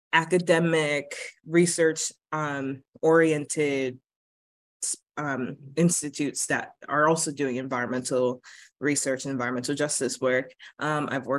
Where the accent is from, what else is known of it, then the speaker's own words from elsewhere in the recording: United States; also born or lived in Bridgeport, Connecticut; growing up in America